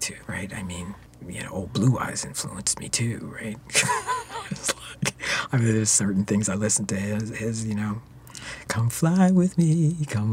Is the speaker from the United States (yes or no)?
yes; Philadelphia, Pennsylvania, United States; moved away as an adult; also born or lived in New York; now in Canada; I grew up in Philadelphia